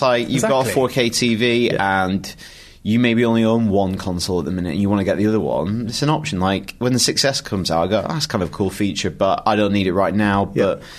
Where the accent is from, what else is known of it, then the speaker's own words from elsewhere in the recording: Blackburn, North West England, United Kingdom; I love Blackburn. I'm from Blackburn, should say.